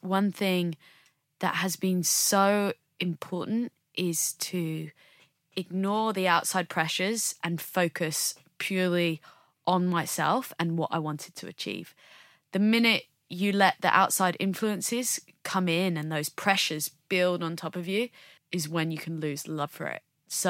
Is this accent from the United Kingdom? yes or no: yes; United Kingdom; what's maybe different about us as British snowboarders is we don't have mountains yeah. on our doorsteps.